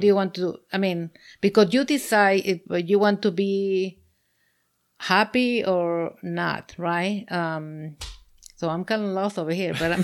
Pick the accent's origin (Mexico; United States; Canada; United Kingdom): Mexico; moved away; I'm from Mexico